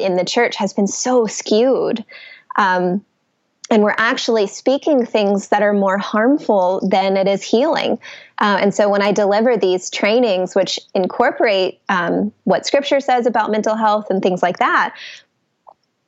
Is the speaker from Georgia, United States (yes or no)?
yes; Atlanta, Georgia, United States; also born or lived in New York City; I am from Atlanta, and that's where I am now